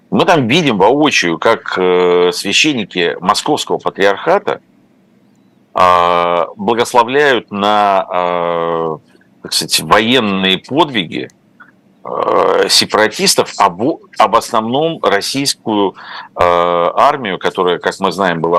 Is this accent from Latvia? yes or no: no; Ukraine; moved away as an adult; also born or lived in Moscow; я родился и прожил в Украине много лет до того, как поехал в Москву учиться